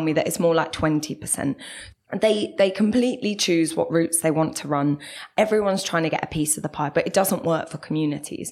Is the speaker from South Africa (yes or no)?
no; London, United Kingdom; moved away as an adult; now in Manchester, United Kingdom; as you might be able to tell, I'm from South London